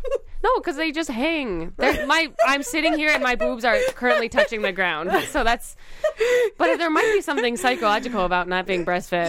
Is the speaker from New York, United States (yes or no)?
yes; Buffalo, New York, United States; I'm from Buffalo.